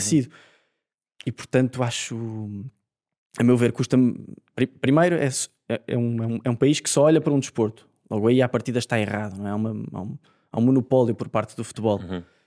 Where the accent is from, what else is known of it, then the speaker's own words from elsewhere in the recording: Portugal; como português